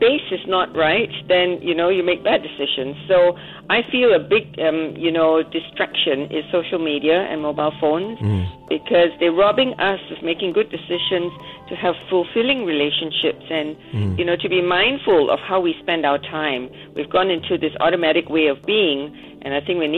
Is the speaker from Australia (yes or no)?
yes; Australia; also born or lived in Sydney, Australia; I am Australian